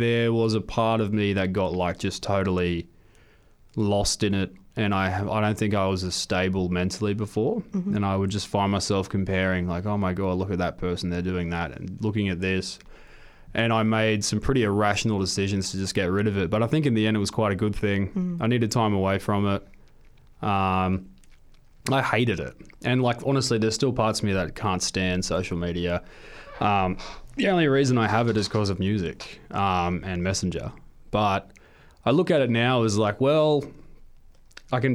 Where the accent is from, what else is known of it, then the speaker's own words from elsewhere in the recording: Maitland, New South Wales, Australia; my hometown, Maitland